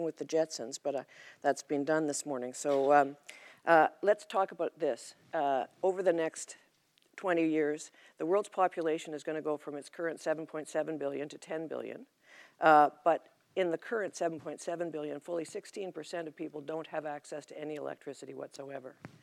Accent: Alberta, Canada; I'm from Alberta

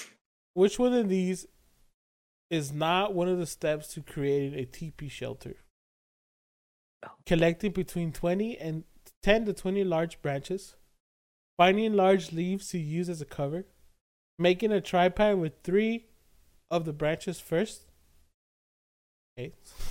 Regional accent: Alaska, United States; Because, you know, I'm from Alaska.

